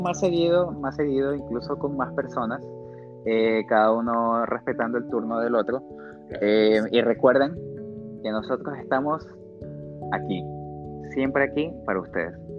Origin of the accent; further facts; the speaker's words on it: Guayaquil, Guayas, Ecuador; nosotros como guayaquileños